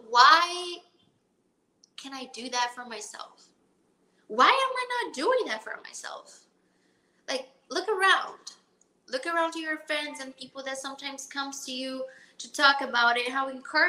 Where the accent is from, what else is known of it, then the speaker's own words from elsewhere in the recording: Brazil; moved away as an adult; now in Miami, United States; I'm from Brazil. From a town, a small town called Palatina.